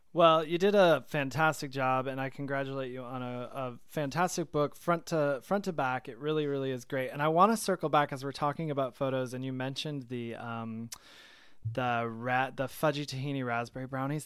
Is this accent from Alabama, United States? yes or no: no; Michigan, United States; also born or lived in New York; now in Atlanta, United States; I'm from Michigan originally